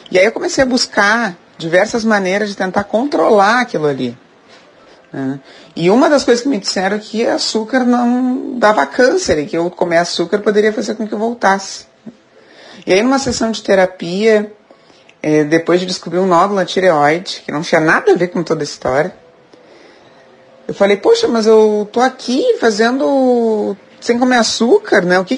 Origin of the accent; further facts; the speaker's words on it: Rio Grande do Sul, Brazil; Eu sou gaúcha, moro em Porto Alegre